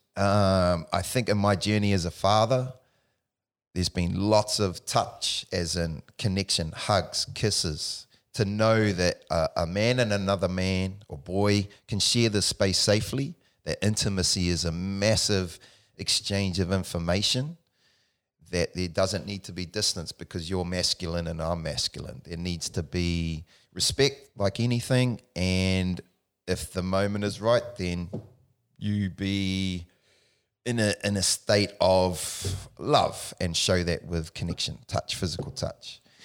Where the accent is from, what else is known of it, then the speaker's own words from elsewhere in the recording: Palmerston North, Manawatū-Whanganui, New Zealand; born in Palmerston North, New Zealand, the Mani, uh, Manawa too. Um, grew up there with my mother